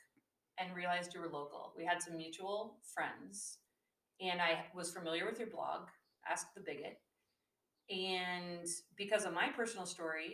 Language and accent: English; Seattle, Washington, United States; I was raised in the Seattle area